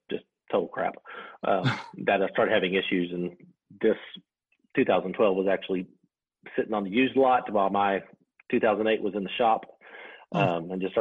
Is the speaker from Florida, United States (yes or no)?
no; Arkansas, United States; growing up in Arkansas, we just don't get a lot